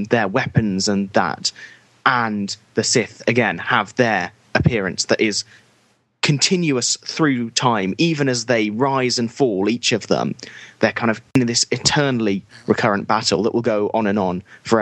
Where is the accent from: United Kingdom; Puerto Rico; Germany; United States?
United Kingdom; as a British person